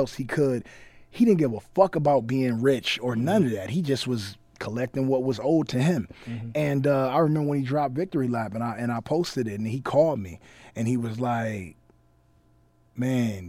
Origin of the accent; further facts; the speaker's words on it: Compton, California, United States; I'm from Compton